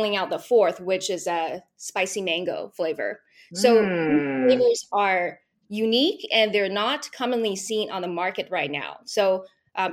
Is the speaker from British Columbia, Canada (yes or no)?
yes; Vancouver, British Columbia, Canada; I am from Vancouver, British Columbia